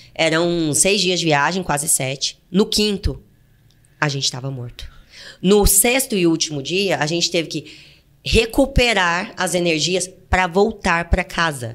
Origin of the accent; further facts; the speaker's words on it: interior of Goiás, Brazil; moved away as an adult; also born or lived in Fortaleza, Ceará; eu nasci no interior de Goiás, né, gente? Pelo meu sotaque, dá pra perceber